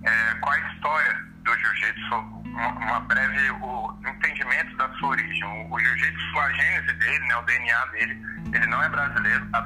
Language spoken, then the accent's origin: Portuguese; Brasília, Federal District, Brazil; obrigado pela apresentação pessoal. É, sou aqui de natural de Brasília, tenho três filhos, sou casado é, e trabalho hoje no Colégio Militar de Brasília.